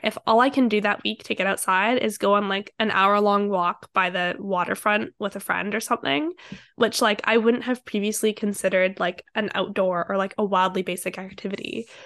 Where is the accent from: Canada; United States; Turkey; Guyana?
Canada; Vancouver, British Columbia; I grew up in Vancouver